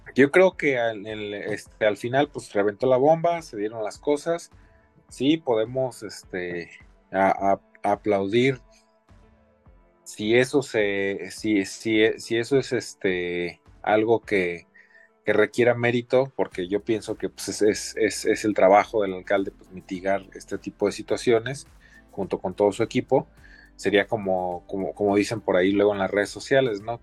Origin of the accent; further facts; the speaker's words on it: Mexico; como mexicanos, como latinoamericanos